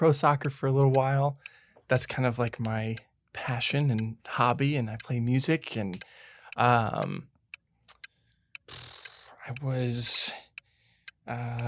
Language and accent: English; Santa Barbara, California, United States; moved away as an adult; now in Los Angeles, United States; I grew up in Santa Barbara.